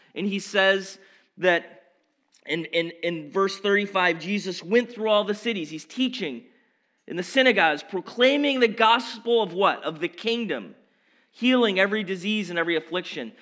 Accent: Baldwinsville, New York, United States; also born or lived in Norwood, Massachusetts / West Coast; growing up in Baldwinsville my whole life

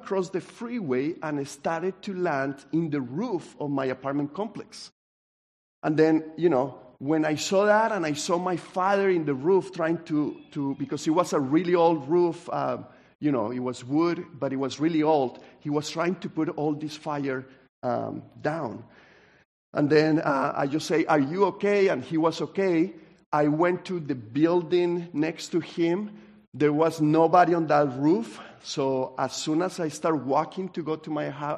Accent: Colombia; now in United States; I grew up in Colombia

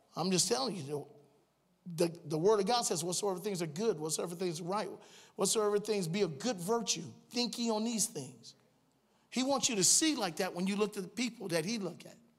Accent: Cleveland, Ohio, United States; moved away as an adult; I was born and raised in Cleveland, Ohio

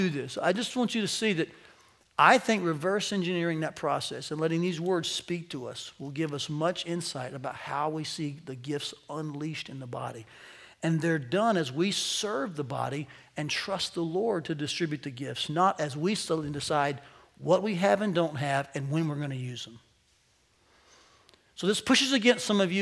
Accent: United States; as American Christians

